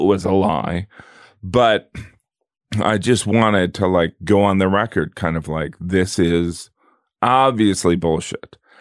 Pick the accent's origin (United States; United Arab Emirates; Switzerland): United States; the Rust Belt, a small town in the Midwest; moved away; where I'm from, in a small town in the Midwest. I'm from the Rust Belt